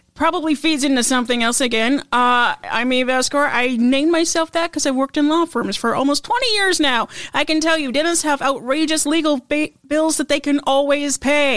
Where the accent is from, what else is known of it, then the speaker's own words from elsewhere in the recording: Idaho, United States; moved away; I come from Idaho